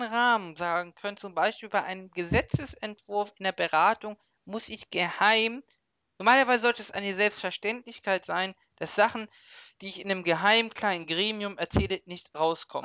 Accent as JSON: {"language": "German", "country": "Germany", "said": "als Deutscher"}